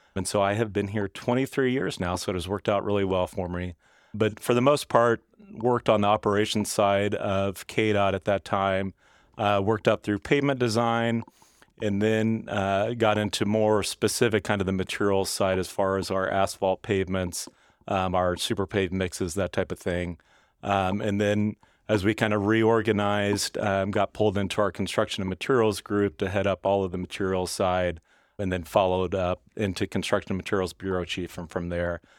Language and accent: English; Stilwell, Kansas, United States; I grew up in Stillwell, Kansas, which is kind of the unincorporated southern part of Johnson County.